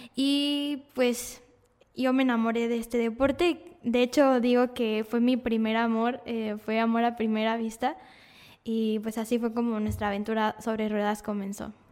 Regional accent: Monterrey, Nuevo León, Mexico; Yo vivía en Cumbres, que es un sector donde hay muchas privadas, y entonces yo podía salir a jugar libremente con los niños, no había tanta, tanto problema de, de que pasara algún coche, entonces nos mudamos al centro de Monterrey

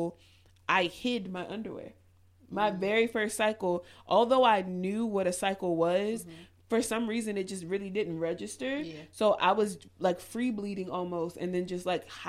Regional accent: Baltimore, Maryland, United States; I'm from West Baltimore

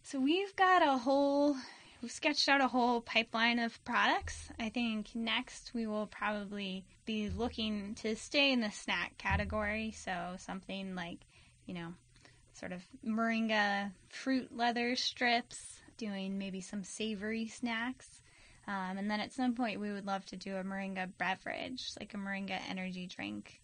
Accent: Alameda, California, United States; also born or lived in Washington State; I grew up in Alameda

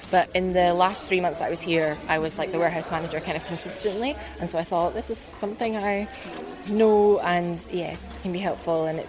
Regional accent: just outside of Edinburgh, Scotland, United Kingdom; I'm from Edinburgh, just outside of Edinburgh in Scotland

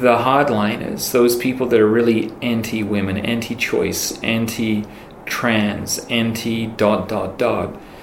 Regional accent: York, Yorkshire and the Humber, United Kingdom; moved away as an adult; now in United States; I was born in York, England. I'm from here

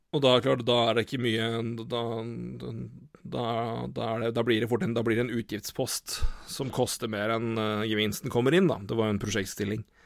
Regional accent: Elverum, Innlandet, Norway; moved away; Jeg har vært jeg har vært hjemme i Elverum siden, siden, juni, og rett og slett bodd hjemme.

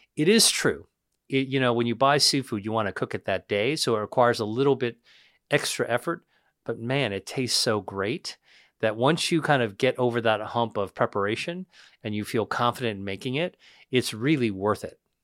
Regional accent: Pennsylvania, United States; I grew up in Pennsylvania, inland

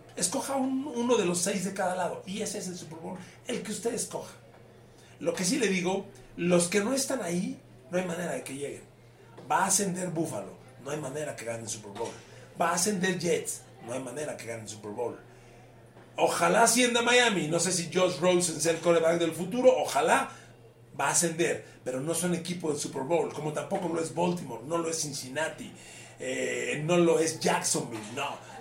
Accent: Ecatepec, State of Mexico, Mexico; como soy de Catepec, pues en mi colonia viento el barrio

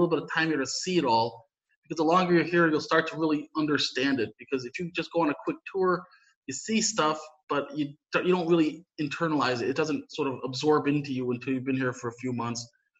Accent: United States; moved away as an adult; now in Sarajevo, Bosnia and Herzegovina; in the United States, I'm from the United States originally, and ethnically my family's a bunch of different things, obviously you probably gathered Polish, but also my father's side is Croatian, so I do have some connections to the region ethnically.

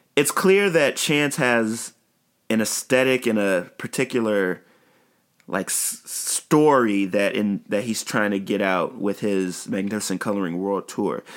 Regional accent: Chicago, Illinois, United States; while I'm on the south side, my hometown and my home side of Chicago

